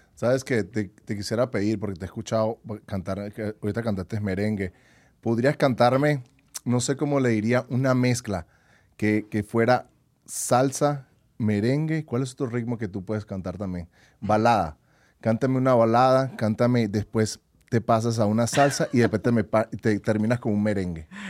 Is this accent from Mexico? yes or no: no; Venezuela; now in United States; en mi país, en Venezuela.